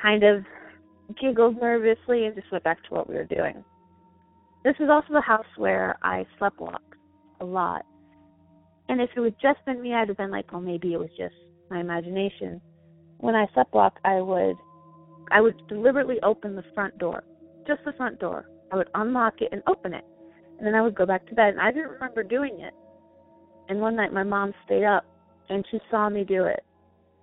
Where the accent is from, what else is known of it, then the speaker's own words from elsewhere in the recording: Michigan, United States; now in Idaho, United States; I'm originally from Michigan